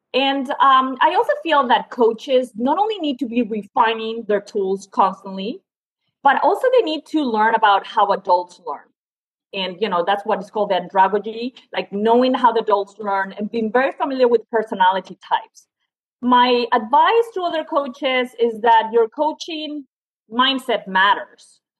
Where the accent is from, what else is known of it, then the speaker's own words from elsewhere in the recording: Spain; moved away as an adult; also born or lived in France / Suffolk, Virginia; now in United States; I'm originally from Spain, went to a French university